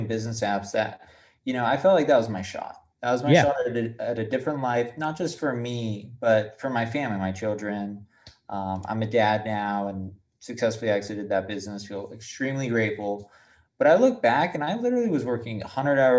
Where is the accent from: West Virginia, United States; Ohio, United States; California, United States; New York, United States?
California, United States; San Clemente; also born or lived in Detroit, Michigan; I grew up in San Clemente, though, so it was a little silver lining. I was born in Detroit, terrible area